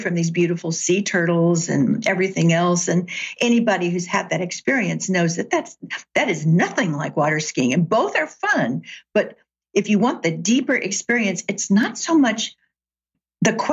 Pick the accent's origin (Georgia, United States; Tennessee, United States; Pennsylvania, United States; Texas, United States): Tennessee, United States; Chattanooga; now in Seattle, United States; I grew up in Chattanooga, Tennessee